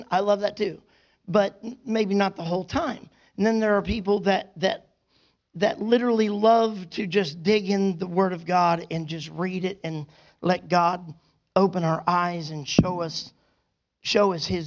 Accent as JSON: {"language": "English", "town": "Bristow", "country": "United States", "tie": "born or raised there", "said": "my hometown of Bristow"}